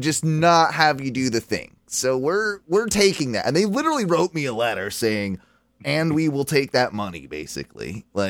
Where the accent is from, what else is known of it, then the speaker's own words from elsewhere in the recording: United Kingdom; now in United States; I am not an American citizen. I am actually a citizen of the United Kingdom, and I've had a green card for quite a long time, since 2001